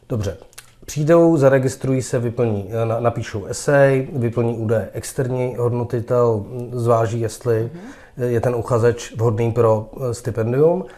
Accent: Prague, Czechia; já jsem vyrost na Žižkově, mezi Romy

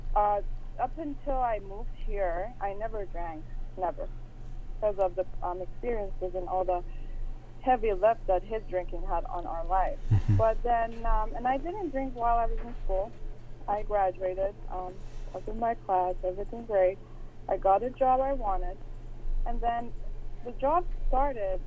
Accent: Iran; moved away as an adult; I grew up in Iran, and I moved here a few years back.

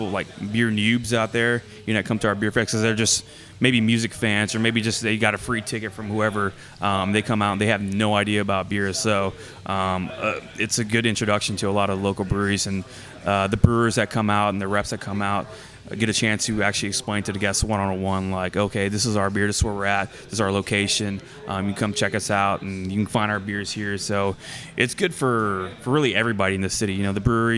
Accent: Humble, Texas, United States; I'm from Humble

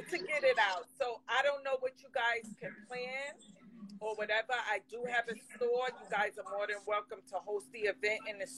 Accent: New York City, New York, United States; I grew up in the Bronx.

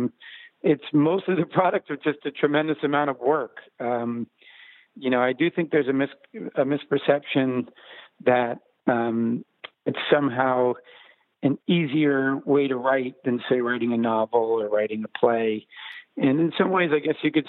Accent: New Rochelle, New York, United States; moved away as an adult; also born or lived in Los Angeles; I'm from New Rochelle, New York, which is a suburb of Manhattan.

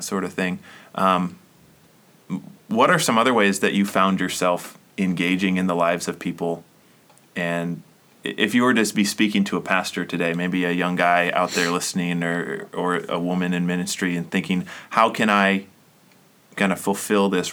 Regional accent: Seattle, Washington, United States; moved away as an adult; now in West Michigan, United States; growing up in Seattle in the 90s

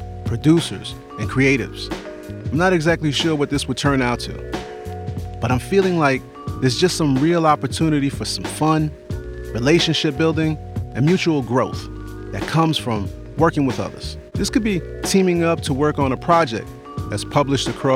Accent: New York City, New York, United States; I'm from the Bronx

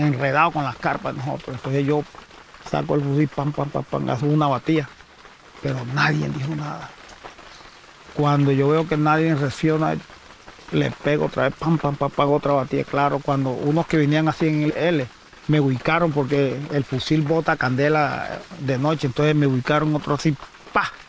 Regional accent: El Banco, Magdalena, Colombia; also born or lived in San Pedro, Magdalena / La Guajira; now in Serranía del Perijá, Colombia; nací en el Banco Magdalena.

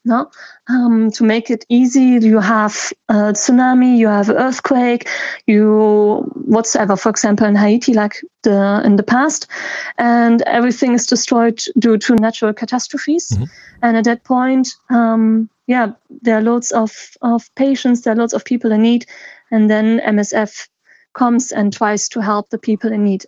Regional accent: the German speaking part, Wallonia, Belgium; I'm from Belgium, the German speaking part

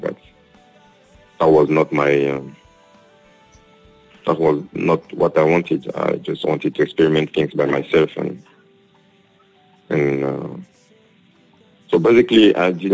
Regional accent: Côte d’Ivoire; also born or lived in Europe; now in Côte d'Ivoire; I'm from Cote d'Ivoire

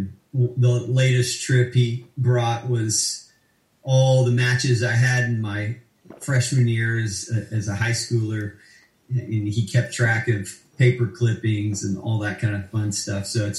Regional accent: Arkansas City, Kansas, United States; also born or lived in London / Houston; I was born in London, lived there for about 5.5 years. And then we moved to Houston, lived there for a couple years, and moved to Kansas when I was, I guess, eight years old or about.

